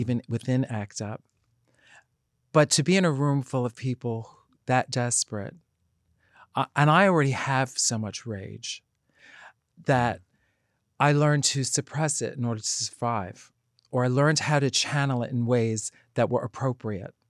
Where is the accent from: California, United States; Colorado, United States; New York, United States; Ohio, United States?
New York, United States; New York City; accent: Bronx; growing up in the Bronx